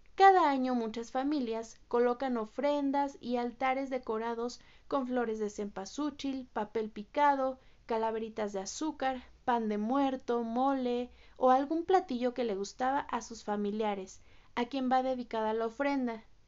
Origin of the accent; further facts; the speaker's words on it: Mexico; somos mexicanos y como mexicanos nunca debemos de olvidar pues el origen